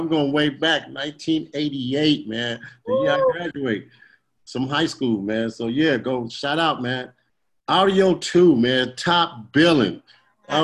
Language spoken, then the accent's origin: English; West Coast, United States; I'm from West Coast, man, but I love that East Coast music